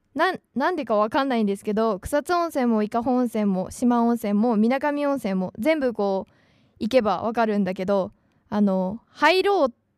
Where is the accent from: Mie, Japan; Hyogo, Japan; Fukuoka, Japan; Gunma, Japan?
Gunma, Japan; 私の出身はですね、群馬県なんですけど